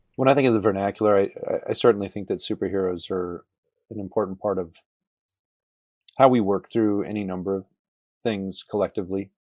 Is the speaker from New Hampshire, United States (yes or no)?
yes; New Hampshire, United States; moved away as an adult; also born or lived in New England / South Carolina; now in Lubbock, United States; I was born in New Hampshire and spent most of my life in New England